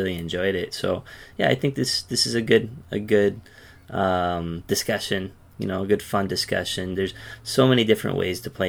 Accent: Yokohama, Kanagawa, Japan; now in Tokyo, Japan; I'm from Yokohama, living in Tokyo, living in the Tokyo area

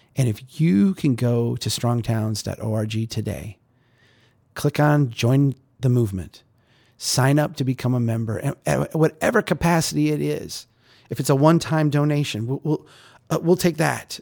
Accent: Minnesota, United States; I'm Minnesotan

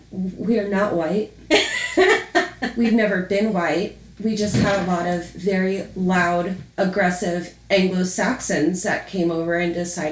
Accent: Baltimore, Maryland, United States; Baltimore, Maryland.

